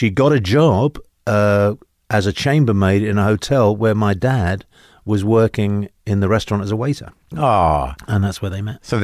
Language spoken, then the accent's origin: English; London, United Kingdom; moved away as an adult; now in United States; in London. I was. I uh, my my just quick. My background is basically my parents were. My father was Spanish. My mother was Italian.